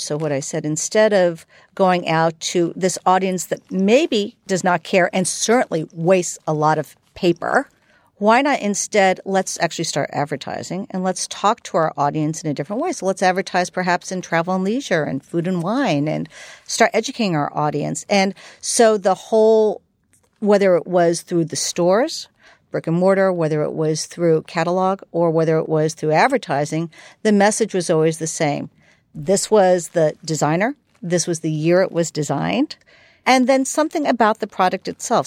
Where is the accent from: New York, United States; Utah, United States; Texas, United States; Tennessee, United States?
New York, United States; moved away as an adult; now in San Francisco, United States; growing up in New York